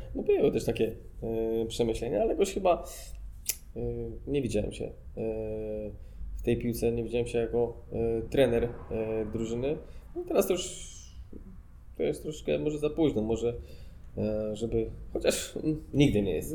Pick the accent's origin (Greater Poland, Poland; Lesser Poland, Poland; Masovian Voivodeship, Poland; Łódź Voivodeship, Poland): Łódź Voivodeship, Poland; Łódź; also born or lived in Grodzisk Wielkopolski; now in Łódź, Poland; ja wywodzę się też z dużego miasta, jestem z Łodzi